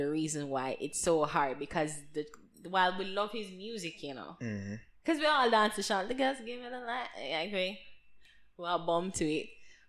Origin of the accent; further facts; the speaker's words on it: Jamaica; I'm like this international person. I'm a Jamaican as well, and you feel it. You feel like they're waving the flag high.